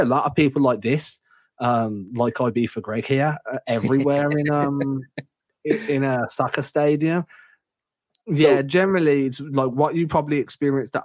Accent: England, United Kingdom; as an English guy

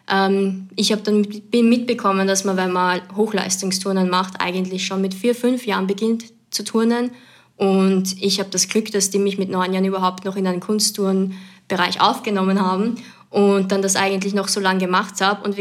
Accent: Lower Austria, Austria; also born or lived in Vienna; Geboren bin ich in Wien und aufgewachsen dann aber in Niederösterreich, in Gensandorf, um es genauer zu sagen

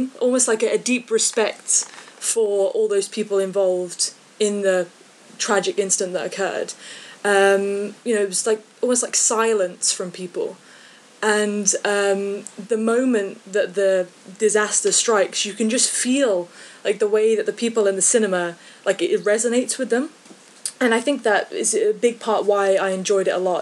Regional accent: Midlands, United Kingdom; now in Scotland, United Kingdom; I'm from the UK. I currently live in Scotland, but I'm originally from the Midlands. Like England area

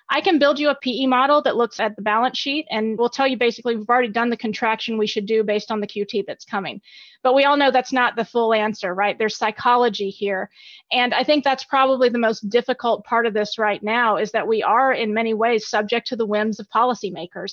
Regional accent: Alabama, United States; moved away as an adult; also born or lived in Virginia; I grew up in Alabama

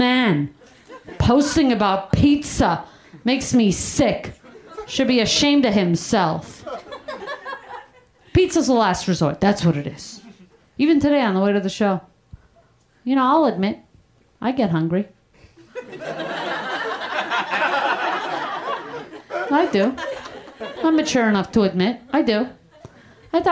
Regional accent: Canada; moved away as an adult; also born or lived in Brooklyn, New York; now in United States; I grew up in Canada. I went to high school in Canada

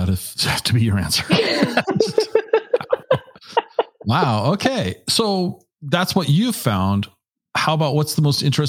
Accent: Washington, United States; I think that growing up in Washington State

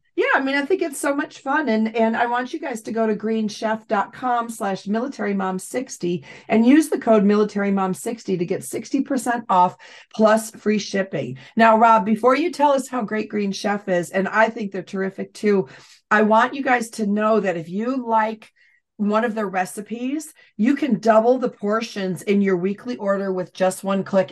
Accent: near Syracuse, New York, United States; Syracuse University, which is not far from my hometown

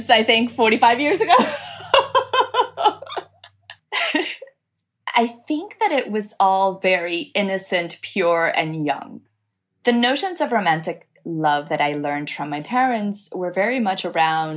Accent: Dominican Republic; now in Miami, United States; I live in Miami. I grew up in Dominican Republic.

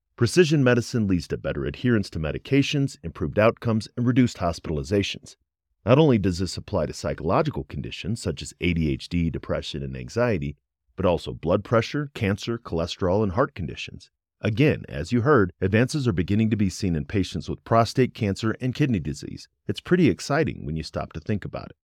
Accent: Midwest, United States; I grew up in the Midwest, but then I also had a 22 year military career

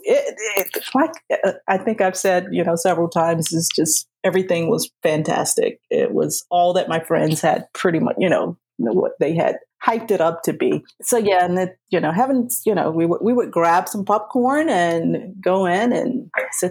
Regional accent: South Carolina, United States; moved away; I'm a Southern girl. I'm originally from South Carolina

